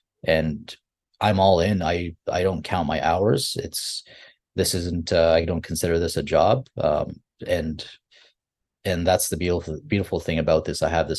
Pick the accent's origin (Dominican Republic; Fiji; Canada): Fiji; moved away; because we here in the community, I'm an immigrant from Fiji, we're known as laborers when you move to, because that's all you have access